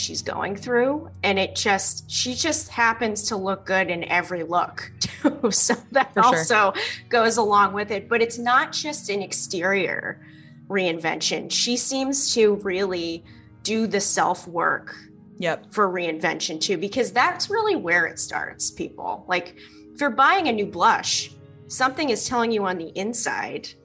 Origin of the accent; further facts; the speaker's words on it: East Coast, United States; moved away; also born or lived in California; I'm originally from the East Coast